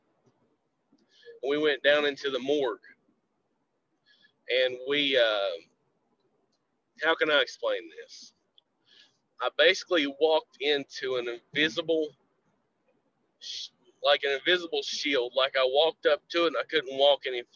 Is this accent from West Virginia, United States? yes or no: yes; Southern West Virginia, United States; from Southern West Virginia.